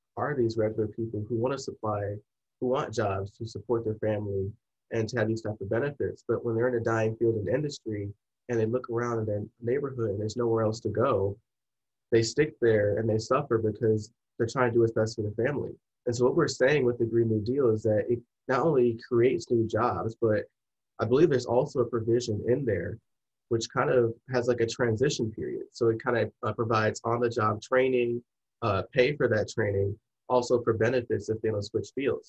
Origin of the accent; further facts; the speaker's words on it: Michigan, United States; we're both from Michigan.